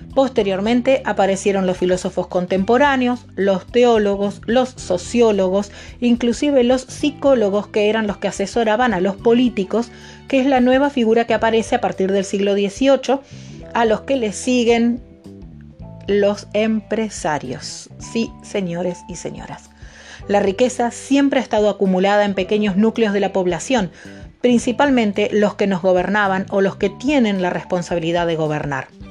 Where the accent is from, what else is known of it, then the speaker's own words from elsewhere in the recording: Argentina; como ciudadana argentina